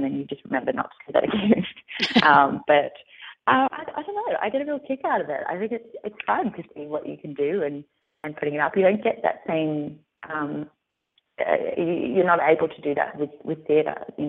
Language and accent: English; Australia; accent: Australian; whereas if I read it with my Australian accent, I actually have to stop and think about how it actually sounds to say it Australian